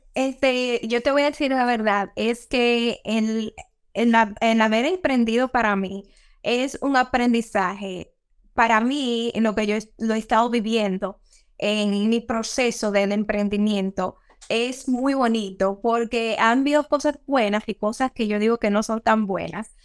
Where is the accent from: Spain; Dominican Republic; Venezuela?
Dominican Republic; como los dominicanos decimos